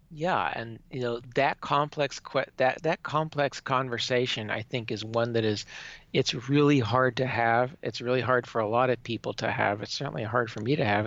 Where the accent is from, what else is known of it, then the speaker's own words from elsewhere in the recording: Minneapolis, Minnesota, United States; moved away as an adult; also born or lived in western Oklahoma; now in Nebraska, United States; where I was born in Oklahoma and where my formative years growing up were in Minnesota